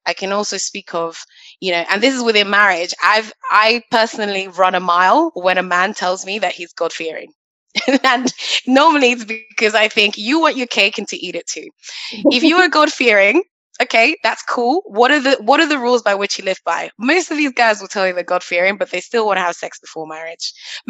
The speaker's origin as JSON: {"language": "English", "country": "Nigeria", "said": "I'm Nigerian. Both my parents went to church. They took me to church every Sunday."}